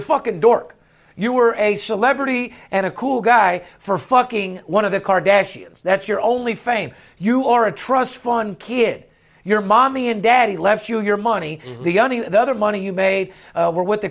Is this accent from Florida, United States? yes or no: no; Las Vegas, Nevada, United States; I'm the only guy that's born and raised in Las Vegas